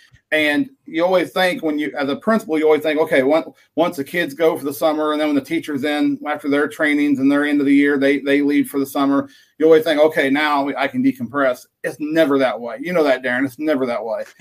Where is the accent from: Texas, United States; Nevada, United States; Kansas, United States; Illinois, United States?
Kansas, United States; Southeast; also born or lived in Western Missouri; now in Chanute, United States; I born and raised in the Midwest of the United States in Southeast Kansas